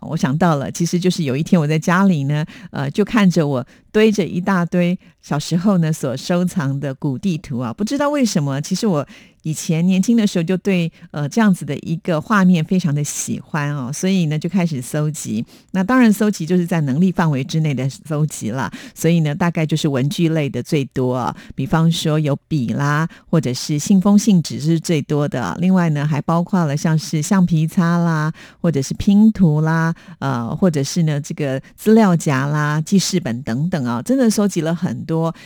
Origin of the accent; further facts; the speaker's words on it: Taiwan; 我们台湾人的习惯就是在过年的时候一定要吃